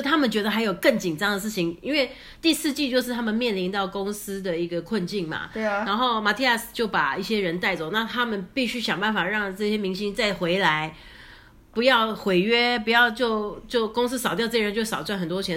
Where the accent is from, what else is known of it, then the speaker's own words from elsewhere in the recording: Taiwan; 我们台湾人